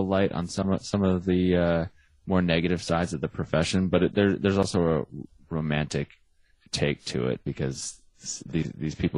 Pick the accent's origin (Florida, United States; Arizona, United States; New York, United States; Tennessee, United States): Arizona, United States; I'm from Arizona, which is not Texas